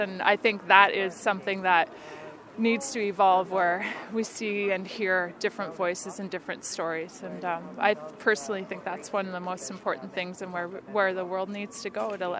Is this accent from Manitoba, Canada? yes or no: yes; Winnipeg, Manitoba, Canada; moved away; being in Winnipeg, my hometown, I'm just here for a week